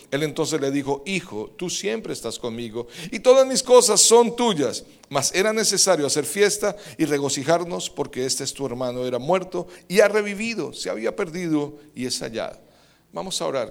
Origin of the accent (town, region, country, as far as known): Colombia; moved away; also born or lived in Medellín